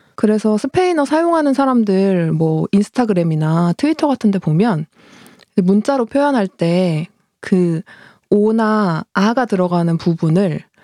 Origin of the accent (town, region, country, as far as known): South Korea